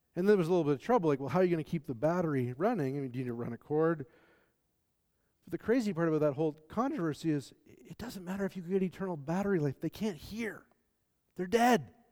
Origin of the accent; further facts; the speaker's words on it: the American South, United States; I'm from the American South